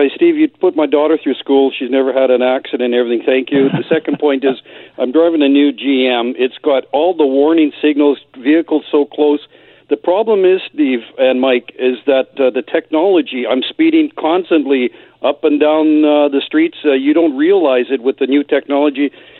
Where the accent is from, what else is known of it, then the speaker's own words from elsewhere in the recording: Winnipeg, Manitoba, Canada; moved away; I'm from Winnipeg